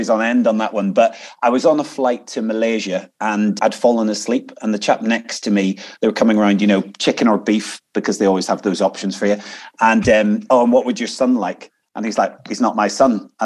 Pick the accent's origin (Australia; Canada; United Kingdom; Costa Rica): United Kingdom; Inch, Northern Ireland; moved away as an adult; now in United States; I come from Northern Ireland. And the place I grew up is a little place called Inch, and it's in South Down